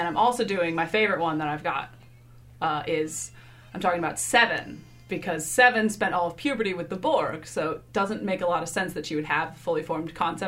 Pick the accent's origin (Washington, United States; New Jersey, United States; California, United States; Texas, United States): Washington, United States; Seattle; moved away as an adult; now in New York City, United States; I'm from Seattle, but I currently live in New York City.